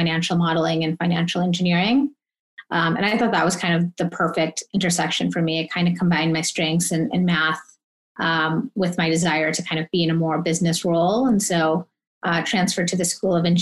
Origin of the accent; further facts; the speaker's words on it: Michigan, United States; moved away; Originally, I'm from Michigan, went to school at University of Michigan